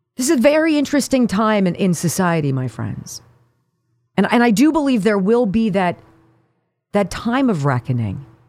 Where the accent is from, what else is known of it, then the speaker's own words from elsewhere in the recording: Pennsylvania, United States; this is my home state